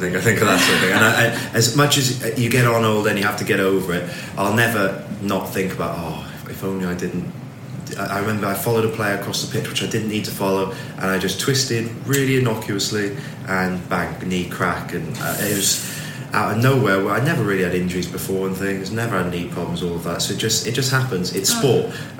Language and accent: English; Swansea, Wales, United Kingdom; also born or lived in Gloucestershire; I'm from Swansea originally.